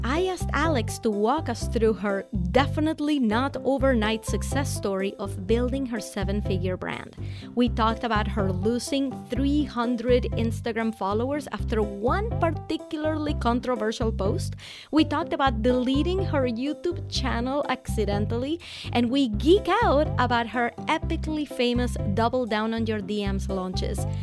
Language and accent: English; Venezuela; I'm from Venezuela